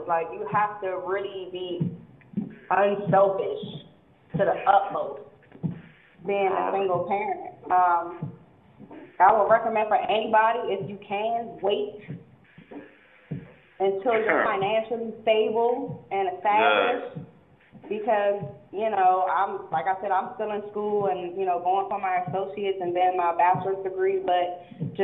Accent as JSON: {"language": "English", "town": "Landover", "region": "Maryland", "country": "United States", "said": "I'm from Landover, Maryland."}